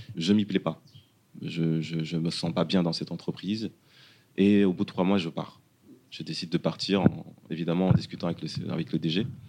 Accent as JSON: {"language": "French", "region": "Dakar", "country": "Senegal", "tie": "born or raised there", "moved": "as an adult", "lives_now": "France", "said": "sénégalais. Je suis né et j'ai grandi au Sénégal, plus précisément à Dakar et à Wokam"}